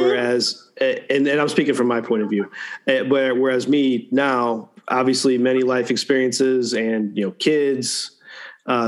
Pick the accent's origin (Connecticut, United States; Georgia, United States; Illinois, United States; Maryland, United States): Illinois, United States; Northern; I'm from Northern Illinois.